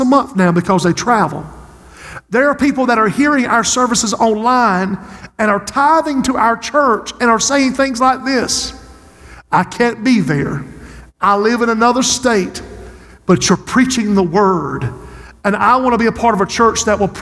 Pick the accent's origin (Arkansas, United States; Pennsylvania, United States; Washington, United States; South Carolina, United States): South Carolina, United States; Society Hill; Society Hill, my hometown